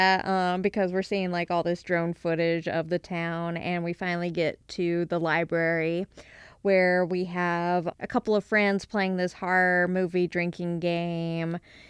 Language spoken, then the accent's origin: English; Alabama, United States; also born or lived in Kentucky; now in Missouri, United States; I'm from Alabama